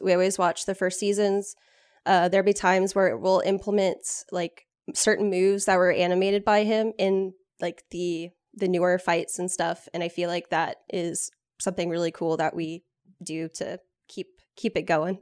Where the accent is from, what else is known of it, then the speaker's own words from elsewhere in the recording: Austin, Texas, United States; I grew up in Austin